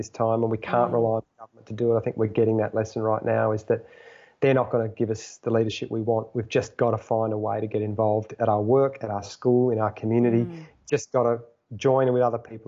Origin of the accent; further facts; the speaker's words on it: Australia; as an Australian